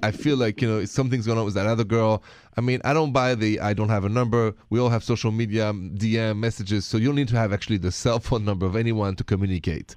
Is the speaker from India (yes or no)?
no; France; accent: French; moved away; My accent is French